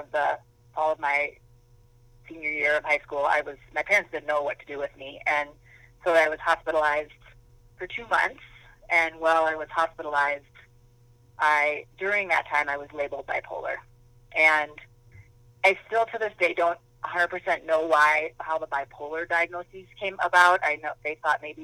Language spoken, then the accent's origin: English; Minnesota, United States; I grew up in Minnesota